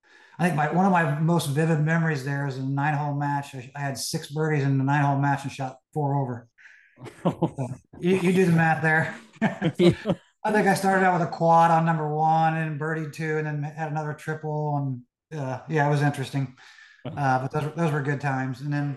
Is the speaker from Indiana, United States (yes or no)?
yes; Charlottesville, Indiana, United States; I grew up in Charlottesville. You guys know where that's at. It's a very small town.